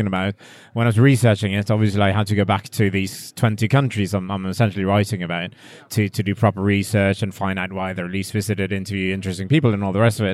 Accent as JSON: {"language": "English", "country": "Norway", "said": "It's lovely to be here in my home country"}